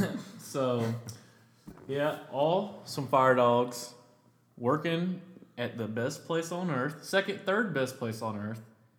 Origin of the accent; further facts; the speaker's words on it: DeSoto County, Mississippi, United States; moved away; also born or lived in Memphis, Tennessee; I'm from DeSoto County. It's literally right outside of Memphis, so I claim Memphis.